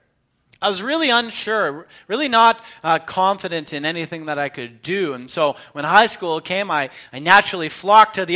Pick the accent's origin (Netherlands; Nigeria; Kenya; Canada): Canada; London, Ontario; moved away; also born or lived in Edmonton / Meaford; I was born in 1980 in London, Ontario. I was raised primarily by my mom.